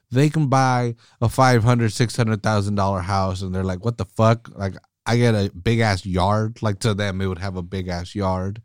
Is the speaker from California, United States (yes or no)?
yes; California, United States; I'm from California